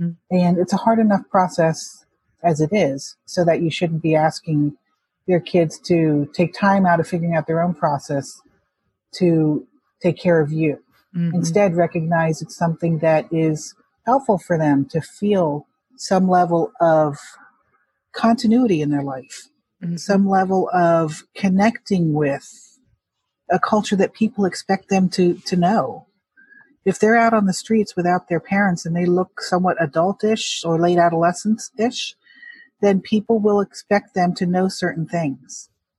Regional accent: Hong Kong; if it helps for a Chinese adoptee like myself, I'm from Hong Kong, to feel like I can really relate to what that means.

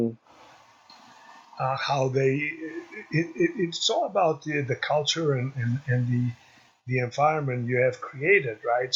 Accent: Greece; moved away; also born or lived in Chicago; we're growing up in Greece, we're more of a community kind

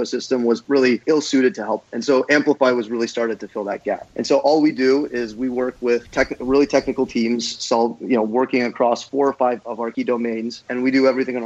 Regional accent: West Coast, United States; moved away as an adult; also born or lived in New York; being that I was from the West Coast, I decided to move back

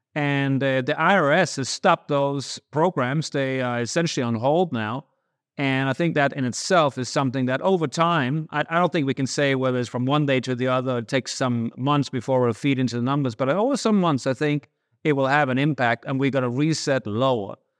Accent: Denmark; moved away as an adult; now in United States; I grew up in Denmark in the eighties

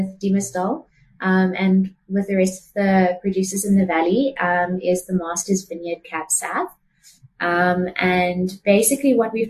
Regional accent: Durbanville, Western Cape, South Africa; also born or lived in Somerset West / Gordon's Bay; I was born in Somerset West, so originally from Gordon's Bay, and then we relocated to Durbanville. So I grew up in the valley

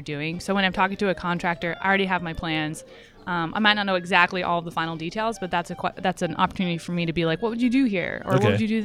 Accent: the South, United States; I'm from the South

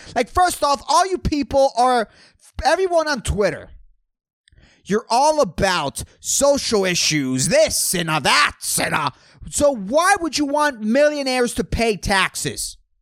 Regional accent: Puerto Rico; I'm from Puerto Rico

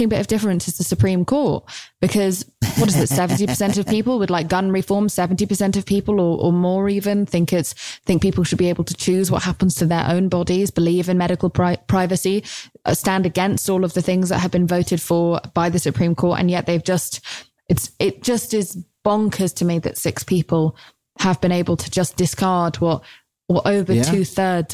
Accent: United Kingdom; As a Brit

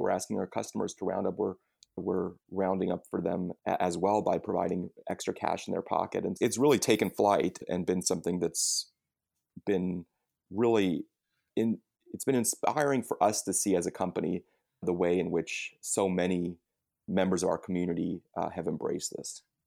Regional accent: United States; we as American consumers

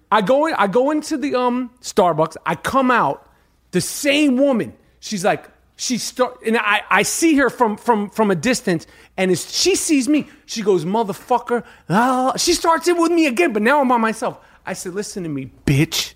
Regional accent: New York City, New York, United States; I'm not from Harlem, I'm from Manhattan

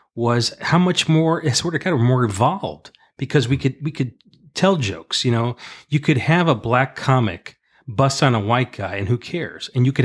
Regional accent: Paterson, New Jersey, United States; we grew up in Patterson for a period, different periods in our life, and we saw some poverty, too.

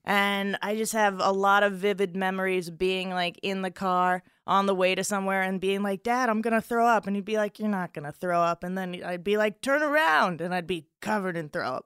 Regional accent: South Florida, United States; also born or lived in Chicago; now in Los Angeles, United States; I'm from South Florida, beautiful South Florida.

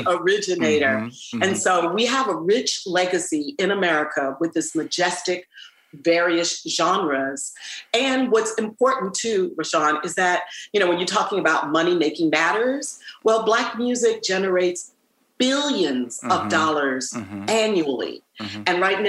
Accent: New York City, New York, United States; I remember when I was growing up in Manhattan, in Harlem and Washington Heights, we had to take band.

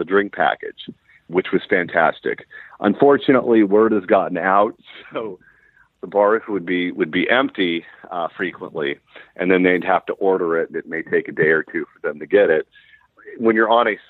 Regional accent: California, United States; I'm from California

